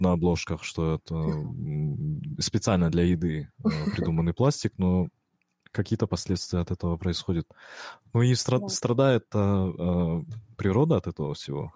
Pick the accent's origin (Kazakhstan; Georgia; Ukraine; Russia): Kazakhstan; я же из Казахстана, в Казахстане у нас тоже экстремальные холода бывают